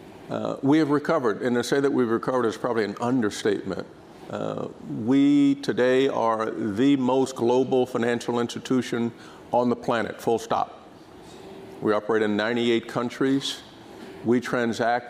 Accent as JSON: {"language": "English", "town": "Dayton", "region": "Ohio", "country": "United States", "tie": "born or raised there", "moved": "yes", "said": "my hometown, which is Dayton, Ohio"}